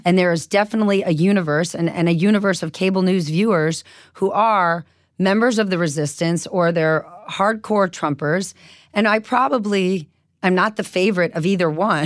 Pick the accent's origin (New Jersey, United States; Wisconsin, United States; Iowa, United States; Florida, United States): New Jersey, United States; I was from New Jersey